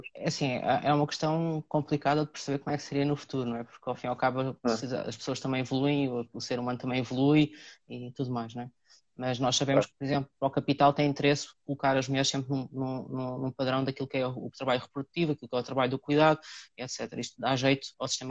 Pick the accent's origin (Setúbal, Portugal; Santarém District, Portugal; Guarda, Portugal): Santarém District, Portugal; Cartaxo; moved away as an adult; now in Lisbon, Portugal; sou natural do Cartaxo, vim para Lisboa na altura aos 18 anos para estudar, cá fiquei